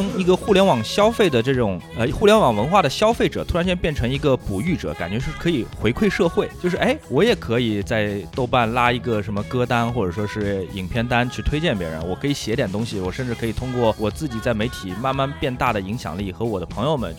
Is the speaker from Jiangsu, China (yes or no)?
no; Shanghai, China; 因为我来自上海